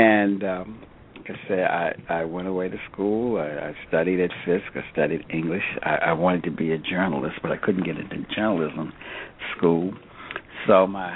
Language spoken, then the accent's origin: English; Alexandria, Virginia, United States; I grew up in Alexandria, Virginia